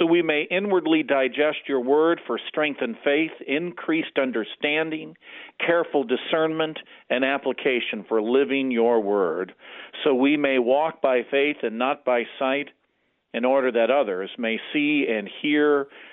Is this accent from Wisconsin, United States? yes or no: yes; Beloit, Wisconsin, United States; moved away as an adult; also born or lived in Rockford, Illinois / Scituate, Massachusetts; I was called back to my hometown here at Beloit, Wisconsin, and I'm serving in the next closest congregation to where I grew up